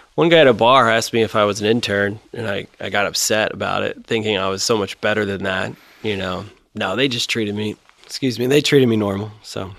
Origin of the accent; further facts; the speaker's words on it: Mason, Ohio, United States; I grew up in Mason, actually. Uh, so, you know, five minutes from Kings Island, my whole upbringing